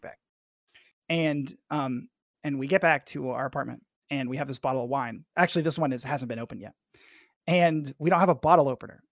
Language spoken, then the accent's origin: English; Arkansas, United States; I'm from Arkansas